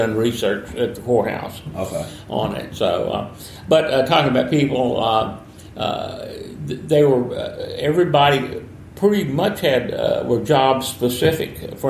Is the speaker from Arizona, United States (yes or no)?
no; Sicily Island, Louisiana, United States; also born or lived in Monroe, Louisiana; We lived in Sicily Island until I was about 4 years old